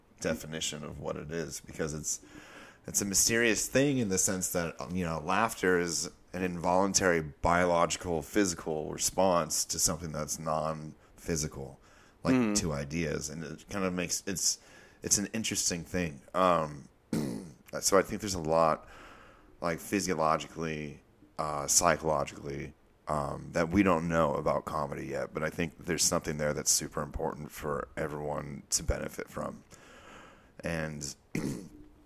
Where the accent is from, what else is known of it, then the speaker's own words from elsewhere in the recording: Huntington Beach, California, United States; moved away as an adult; Yeah, I'm from Orange County, California. Like, oh, okay. Specifically, Huntington Beach, Newport Beach. I grew up, you know, I was raised out there.